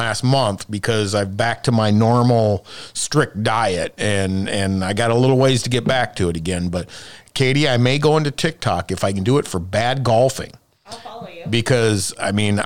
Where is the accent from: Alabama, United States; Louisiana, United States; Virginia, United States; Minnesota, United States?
Minnesota, United States; now in Iowa, United States; I'm from Minnesota